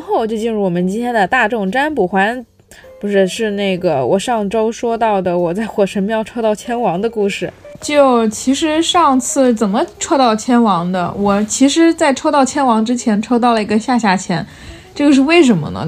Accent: Fujian, China; now in Beijing, China; 像我们福建那边很多人需要出海

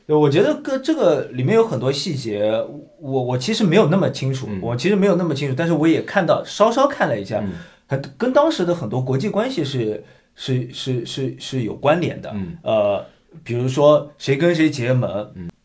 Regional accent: China; now in Canada; 我们从小在大陆

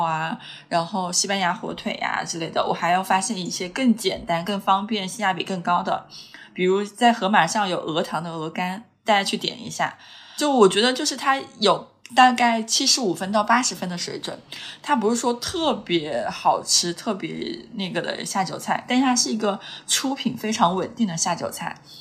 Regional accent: Hunan, China; 虽然我是个湖南人

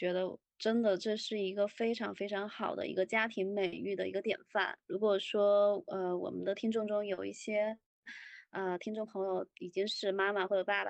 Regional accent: Fujian, China; 不不不不，我我小时候是在山里面，我们在我们那边是属于武夷山那边儿。

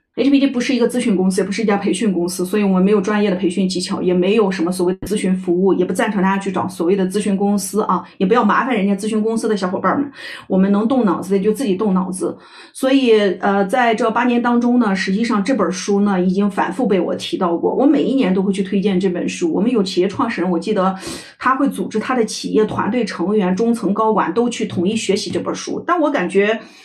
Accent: China; 我们中国人喜欢搞一些家族文化

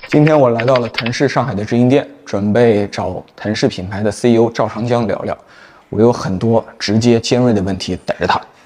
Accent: Shiyan, Hubei, China; 我们家是出了那湖北的山城实验

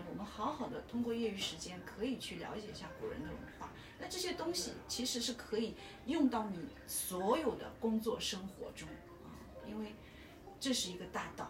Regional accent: China; 我就希望我们作为一个中国人啊，我就想跟大家说一下，我们作为中国人，你下辈子还会做中国人吗？

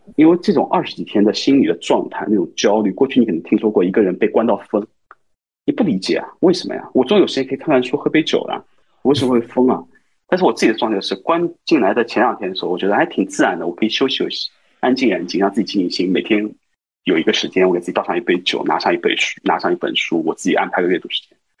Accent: Shanghai, China; 我是一个从小在上海长大的人

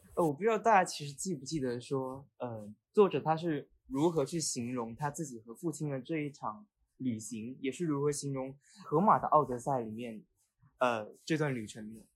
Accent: China; 我们作为中国人读者

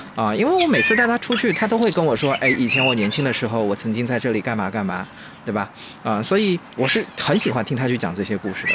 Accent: Jiangnan, China; 咱们江南人

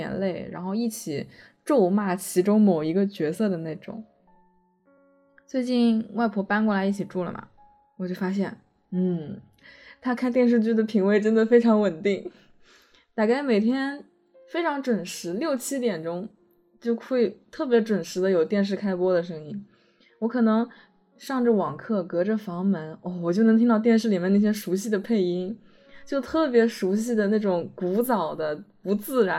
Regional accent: Shanghai, China; 我是一个上海人，并且是从来没有离开过的上海人

